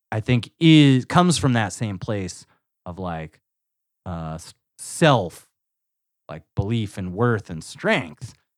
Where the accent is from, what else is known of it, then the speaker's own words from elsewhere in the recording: United States; as an American